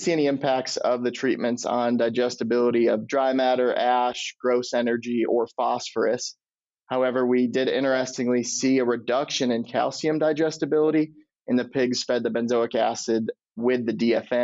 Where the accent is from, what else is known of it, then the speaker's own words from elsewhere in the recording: Michigan, United States; moved away as an adult; also born or lived in Illinois; now in Iowa, United States; I'm originally from Michigan, but did my undergrad in Illinois